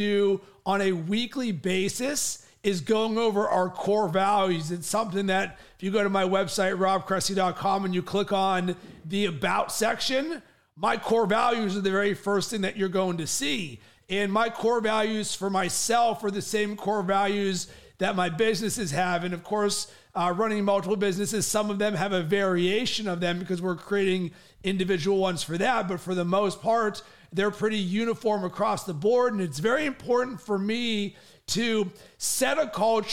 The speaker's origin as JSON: {"language": "English", "town": "Pittsburgh", "region": "Pennsylvania", "country": "United States", "also_born_or_lived": "Cincinnati, Ohio", "moved": "yes", "said": "I'm from Pittsburgh originally"}